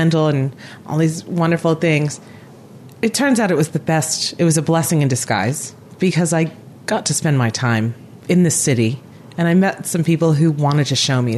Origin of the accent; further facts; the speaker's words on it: Rhode Island, United States; also born or lived in San Francisco, California; now in Auckland, New Zealand; where I grew up in New England, I grew up in Rhode Island